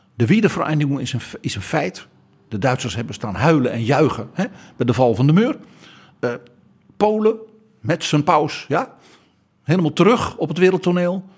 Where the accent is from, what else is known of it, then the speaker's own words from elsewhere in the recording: Netherlands; Wij West-Europeanen, wij Hollanders